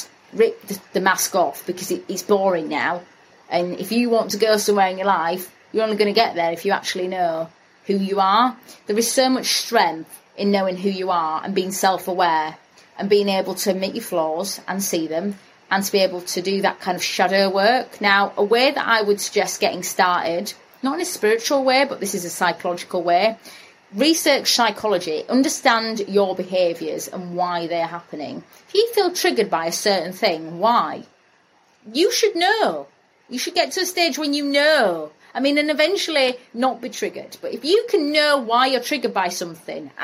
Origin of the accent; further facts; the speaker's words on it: Bradford, Yorkshire and the Humber, United Kingdom; I'm from Bradford.